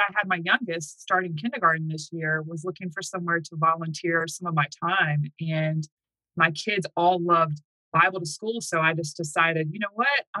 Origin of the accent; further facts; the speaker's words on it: the South, United States; moved away as an adult; now in Manheim, United States; I'm from the South